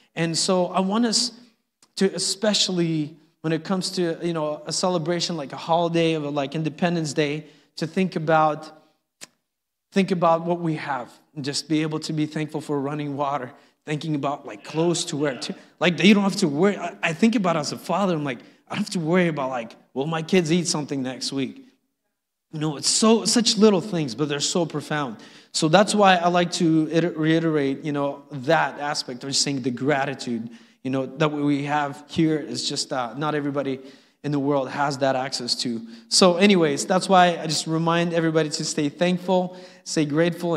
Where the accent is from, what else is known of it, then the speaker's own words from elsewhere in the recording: Uzbekistan; now in United States; I was born in Uzbekistan